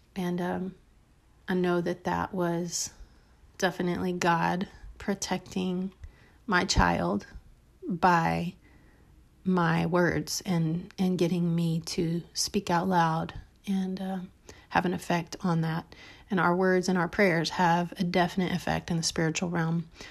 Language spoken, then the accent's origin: English; South Texas, United States; also born or lived in Dallas; I was from, um, a little town in South Texas